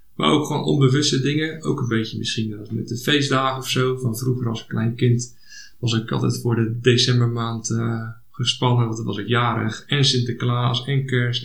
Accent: Hendrik-Ido-Ambacht, South Holland, Netherlands; ik kom uit Hendrik Jeroen Ambacht

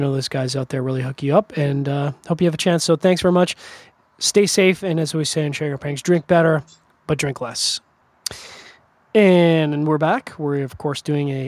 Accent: Canada; I'm a Canadian.

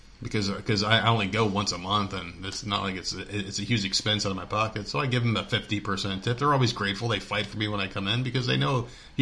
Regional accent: Northeast, United States; moved away; And I'm from the Northeast

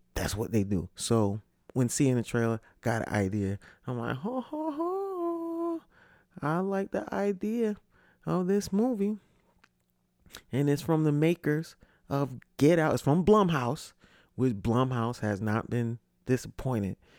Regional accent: Connecticut, United States; moved away; also born or lived in Orlando; I'm from Connecticut

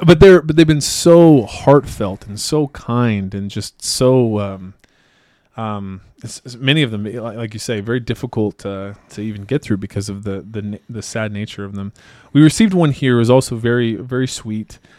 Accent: Idaho, United States; I'm also from Idaho

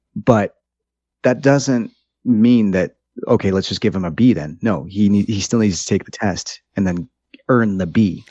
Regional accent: United States; also born or lived in Brazil; I grew up in the United States

